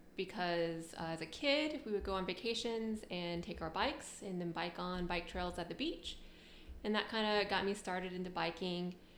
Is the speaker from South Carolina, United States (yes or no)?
no; Knoxville, Tennessee, United States; moved away as an adult; also born or lived in Japan / Richmond, Virginia; I'm from Tennessee, Knoxville, okay. Tennessee